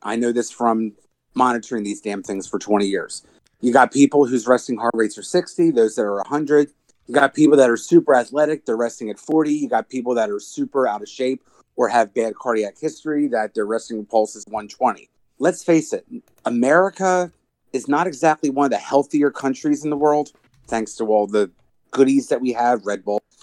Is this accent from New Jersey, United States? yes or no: yes; New Jersey, United States